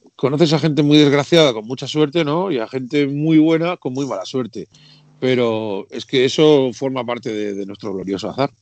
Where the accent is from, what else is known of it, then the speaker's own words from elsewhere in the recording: Region of Murcia, Spain; now in Madrid, Spain; Aunque vivo en Madrid, como bajo a Murcia, que es mi tierra natal